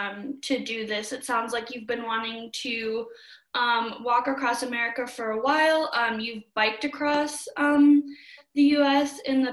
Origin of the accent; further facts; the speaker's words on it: Minnesota, United States; now in Montana, United States; I grew up in Minnesota.